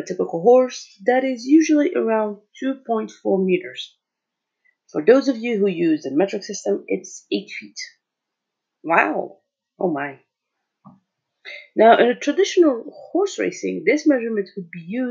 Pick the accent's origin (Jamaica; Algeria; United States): Algeria; I'm from Algeria, so I'm African